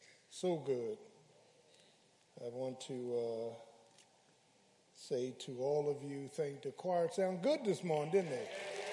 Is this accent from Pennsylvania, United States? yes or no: yes; Philadelphia, Pennsylvania, United States; I keep having these dreams about all those people that I grew up with in South Philly